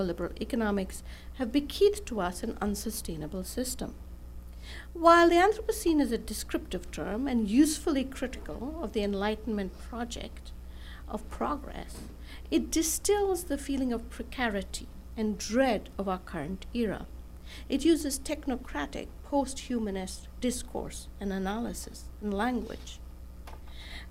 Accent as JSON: {"language": "English", "town": "Bangalore", "region": "Karnataka", "country": "India", "tie": "born or raised there", "also_born_or_lived": "Los Angeles", "moved": "yes", "said": "my hometown of Bangalore in South India"}